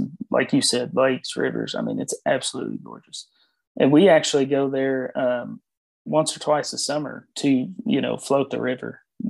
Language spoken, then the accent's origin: English; Missouri, United States; born there; I was actually born in Missouri, so I could talk about Missouri.